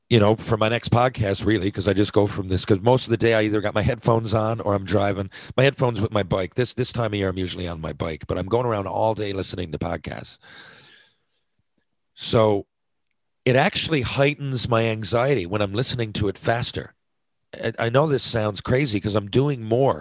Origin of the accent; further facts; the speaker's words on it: Mount Pearl, Newfoundland and Labrador, Canada; I'm from Mount Pearl, bottom of Park Avenue